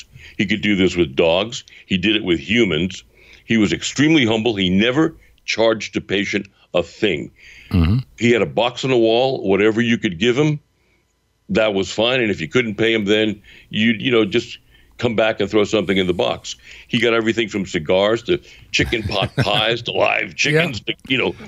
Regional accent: New York City, New York, United States; As a Brooklyn boy, coming from a fairly nasty neighborhood, a series of fairly nasty neighborhoods

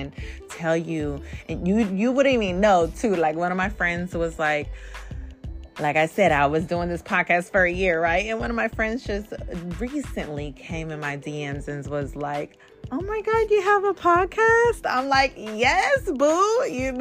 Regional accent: Bay Area, California, United States; I am from the Bay Area, California

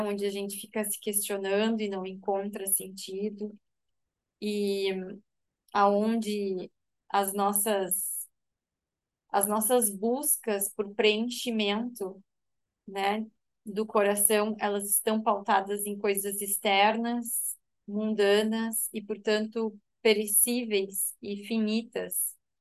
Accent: Rio Grande do Sul, Brazil; now in Santa Catarina, Brazil; É, eu sou gaúcha, mas atualmente moro em Santa Catarina.

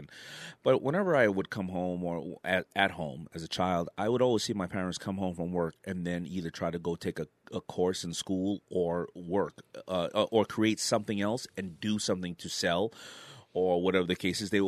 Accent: New York City, New York, United States; also born or lived in Brooklyn, New York; I was born in Brooklyn. I was raised in Queens

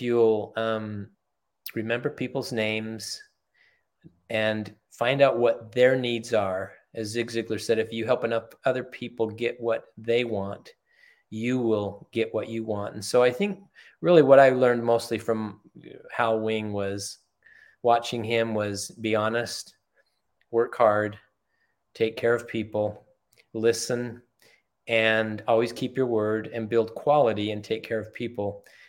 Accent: Germany; born there; Yeah, I was. My father was in the military. I was born in Germany. My mom and dad met in Germany.

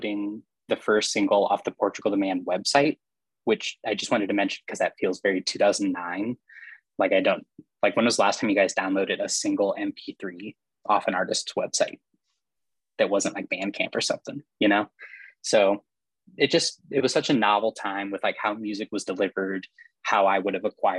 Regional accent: Iowa, United States; I'm from Iowa

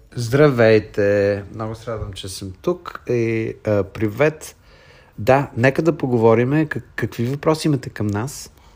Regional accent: Bulgaria; now in United States; Аз съм българин, въпреки че живея от 33 години в Съединените щати

